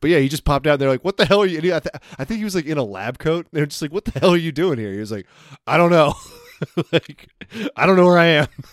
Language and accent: English; United States; I'm American